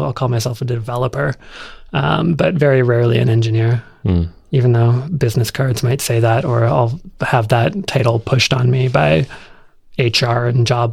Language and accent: English; Canada; I'm Canadian too